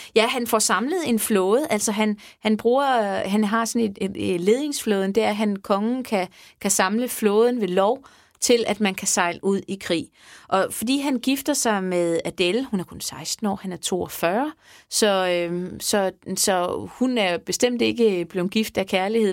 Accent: Sanderum, Southern Denmark, Denmark; Sanderum Kirke, jeg er fra Sanderum, så det er der, hvor jeg er, er blevet konfirmeret og gift og alting

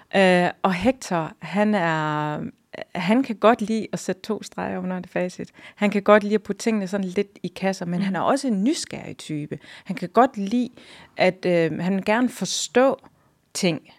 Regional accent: Hjørring, North Denmark Region, Denmark; now in Hirtshals, Denmark; så kommer jeg jo fra Jørgen. Jeg er opvokset i, i Jørgen. Det er min by.

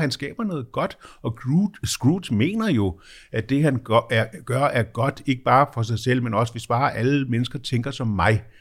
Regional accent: Germany; now in Denmark; Det er jo også terrorister, jeg er vokset op med i Tyskland, de gamle og med fraktioner sådan, som ligesom jo var super, super, super venstreorienteret.

